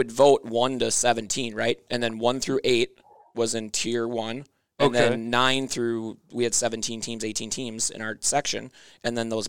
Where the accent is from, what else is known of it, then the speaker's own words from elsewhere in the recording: Burnsville, Minnesota, United States; I grew up in the Burnsville School District, played my youth hockey all the way up through Burnsville.